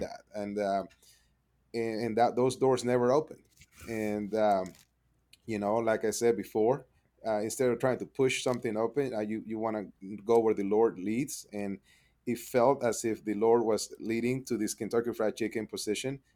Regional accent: Panama City, Panama; English is a second language; moved away as an adult; now in Edmond, United States; I was born and raised in Panama City, Panama, um, came up here to the U S to, uh, learn English and go to school

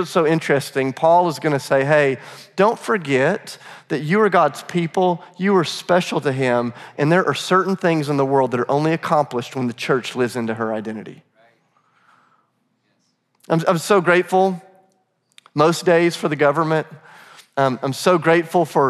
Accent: Charleston, South Carolina, United States; moved away as an adult; now in Nashville, United States; I'm from Charleston, South Carolina, but I'm going to school in Nashville

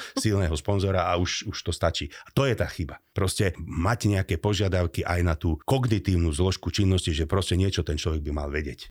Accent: Slovakia; nie sme my Slováci

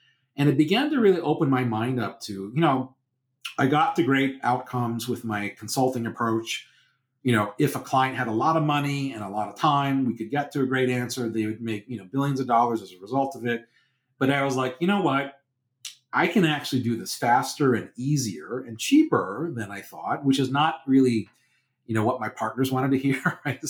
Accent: United Kingdom; oh, you know, we're British, it's about being respectful and polite to your, you know, people.

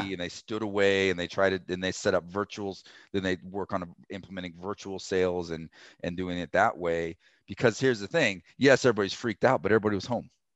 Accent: Colorado, United States; I'm from Colorado. I was born and raised here

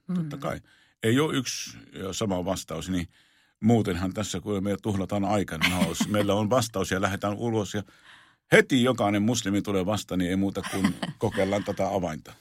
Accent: Jerusalem, Jerusalem District, Israel; moved away; minä olen syntynyt Israelissa, olen syntynyt tuota Jerusalemissa

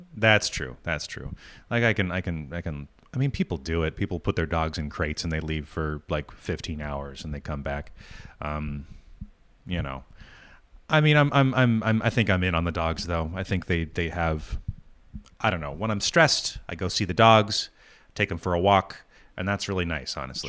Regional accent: New England, United States; moved away; also born or lived in New York; growing up in New England

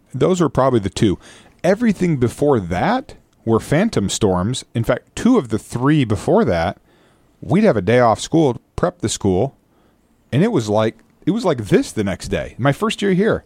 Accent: United States; now in Guam; I am from the States

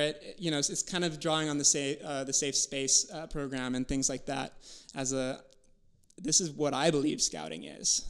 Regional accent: Wisconsin, United States; growing up in Wisconsin

